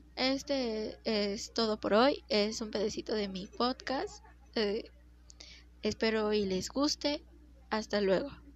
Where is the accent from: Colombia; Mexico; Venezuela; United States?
Mexico; Mexico City; Nací en la Ciudad de México en el año 2003